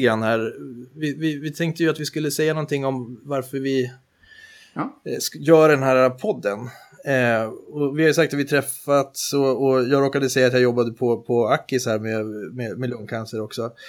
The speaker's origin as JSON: {"language": "Swedish", "town": "Härnösand", "region": "Västernorrland County", "country": "Sweden", "tie": "born or raised there", "said": "jag är uppvuxen i Härnösand av alla ställen"}